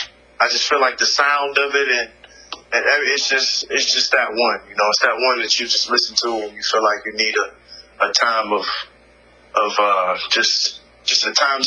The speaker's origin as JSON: {"language": "English", "town": "Chicago", "region": "Illinois", "country": "United States", "tie": "born or raised there", "said": "In Chicago. {S0} Oh, nice. {S1} In my hometown."}